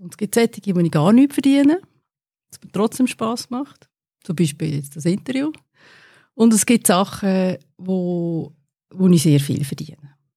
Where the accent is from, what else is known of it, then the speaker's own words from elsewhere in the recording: Windisch, Aargau, Switzerland; moved away as an adult; also born or lived in United States / Netherlands / Australia / Lausanne; Ich bin in Windisch aufgewachsen